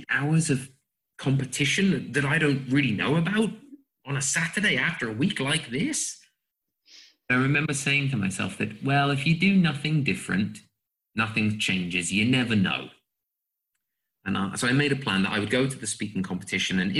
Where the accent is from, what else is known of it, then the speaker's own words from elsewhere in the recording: England, United Kingdom; moved away as an adult; also born or lived in United States; now in Slovakia; obviously, those of you who are listening will hear that I am an Englishman. I lived in the US as well, so I don't have the, the pure British accent. And I, I came to Slovakia, where I live now, as an English teacher 2011.